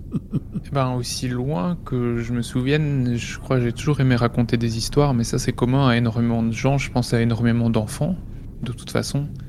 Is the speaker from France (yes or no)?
no; Belgium; près de chez moi en Belgique